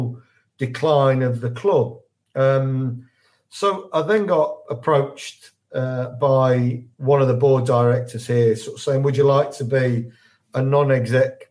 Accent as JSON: {"language": "English", "town": "Leicester", "region": "East Midlands", "country": "United Kingdom", "tie": "born or raised there", "also_born_or_lived": "Leeds", "moved": "as an adult", "said": "I'm a Leicester lad. I was born and bred in Leicester."}